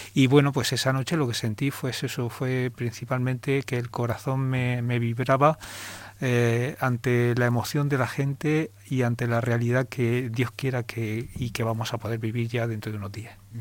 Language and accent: Spanish; Cehegín, Region of Murcia, Spain; moved away as an adult; also born or lived in Cartagena; now in Jaén, Spain; de donde vengo, a tierra murciana